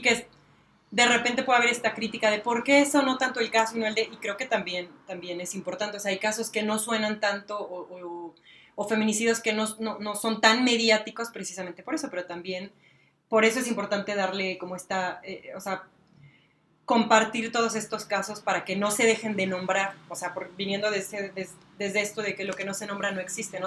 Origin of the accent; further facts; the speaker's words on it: Celaya, Guanajuato, Mexico; soy de aquí de Celaya, nací aquí